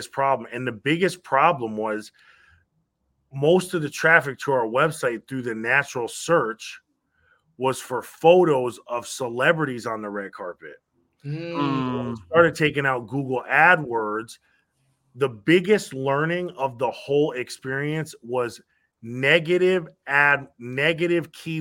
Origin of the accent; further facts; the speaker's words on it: Stamford, Connecticut, United States; We grew up in Connecticut. Stamford, Connecticut